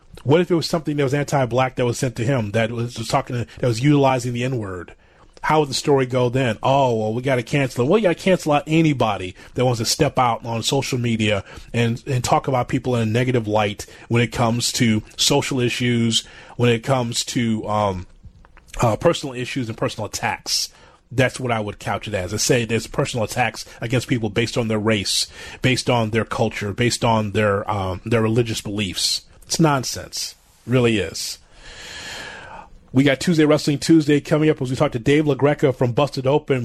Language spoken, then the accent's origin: English; Chicago, Illinois, United States; we grew up in Chicago